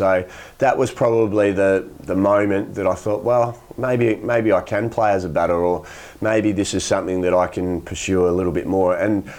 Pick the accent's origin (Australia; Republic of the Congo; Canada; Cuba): Australia; Rockingham, Western Australia; when I moved from Rockingham up to play grade cricket at Melville when I was 18, 19.